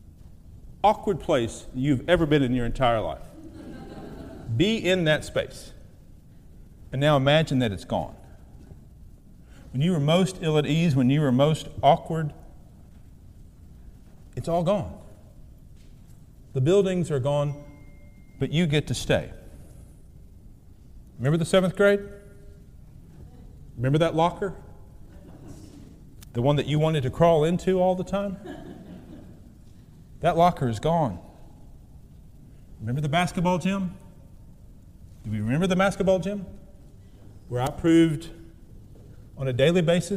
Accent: southeast Missouri, United States; moved away; I returned home to my hometown in southeast Missouri to visit my mother

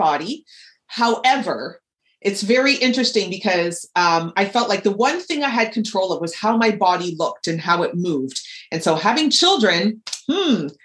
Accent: Toronto, Ontario, Canada; I'm born and raised in Toronto

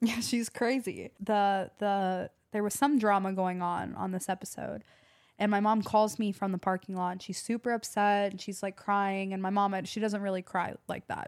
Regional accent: Atlanta, Georgia, United States; growing up in Atlanta

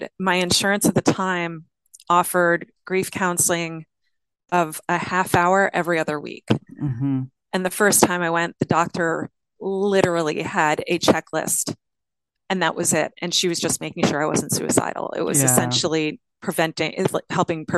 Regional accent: Long Island, New York, United States; moved away as an adult; also born or lived in Oakland, California / Lake County, California; I'm from Long Island

